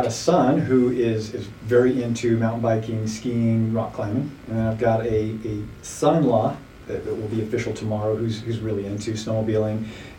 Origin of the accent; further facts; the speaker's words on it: Utah, United States; also born or lived in Idaho / Wyoming; So I'm a product of the West. I grew up between Idaho, Wyoming, and Utah all of my growing up years, and lived here in Utah for about 30 years now.